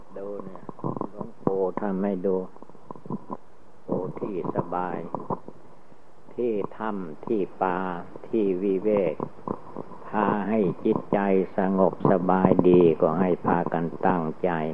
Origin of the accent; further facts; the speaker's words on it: Thailand; เมืองไทยเรา